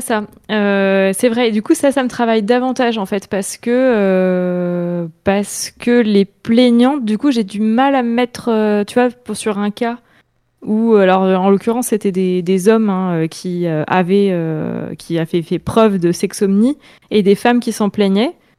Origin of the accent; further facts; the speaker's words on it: Orléans, Centre-Val de Loire, France; moved away as an adult; now in Tours, France; je viens d'Orléans